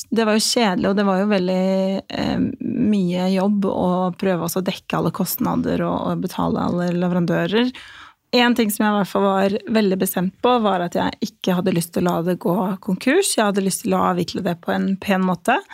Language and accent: Norwegian; Kosovo; now in Norway; jeg kommer opprinnelig fra Kosovo, så jeg flyttet til Norge i 2005.